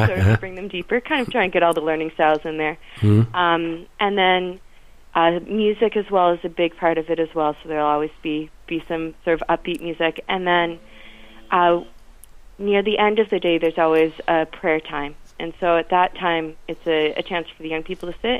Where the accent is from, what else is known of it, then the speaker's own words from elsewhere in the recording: east coast of Canada, Atlantic Canada, Canada; moved away as an adult; now in Ireland; I grew up on the east coast of Canada